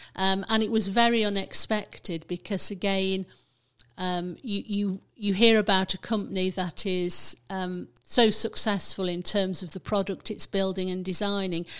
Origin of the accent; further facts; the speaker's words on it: Burton upon Trent, West Midlands, United Kingdom; I grew up in Burton, um, and then my career took me all around the country. Um, but I finished up back in Burton in the nineteen nineties.